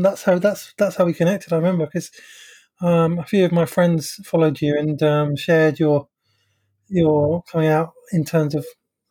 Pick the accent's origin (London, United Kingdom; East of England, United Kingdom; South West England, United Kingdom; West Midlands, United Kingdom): London, United Kingdom; I'm from London